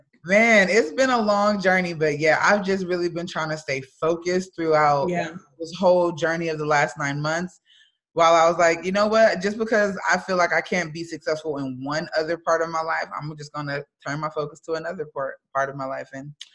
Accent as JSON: {"language": "English", "region": "North Carolina", "country": "United States", "said": "I'm from North Carolina."}